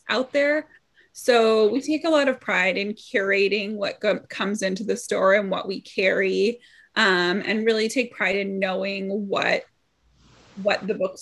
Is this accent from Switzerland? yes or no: no; Los Angeles, California, United States; moved away as an adult; now in Evanston, United States; I come from a big city. I'm from Los Angeles, and I just moved to Evanston 4 years ago